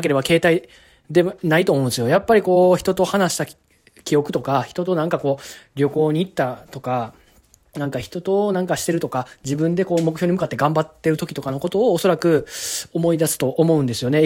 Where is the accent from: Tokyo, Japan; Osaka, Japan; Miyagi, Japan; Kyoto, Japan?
Kyoto, Japan; 僕と同じ京都出身